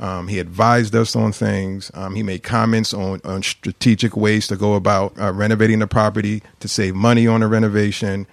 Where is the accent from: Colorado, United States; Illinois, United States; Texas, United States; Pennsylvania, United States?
Pennsylvania, United States; Philadelphia; I grew up in the Queen Lane housing development